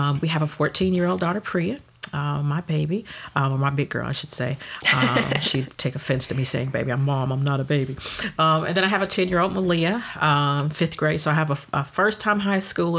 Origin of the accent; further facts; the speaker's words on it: Detroit, Michigan, United States; I was born and raised in Detroit. Mm-hmm. Shout out to the D. Born and raised in Detroit, and I lived in Detroit for 25 years